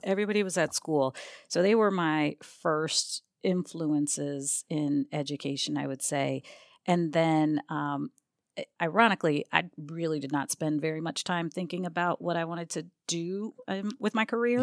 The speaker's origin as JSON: {"language": "English", "region": "Maryland", "country": "United States", "tie": "born or raised there", "also_born_or_lived": "Albany, New York", "said": "I was born in Albany, but at age four, we moved down to Maryland"}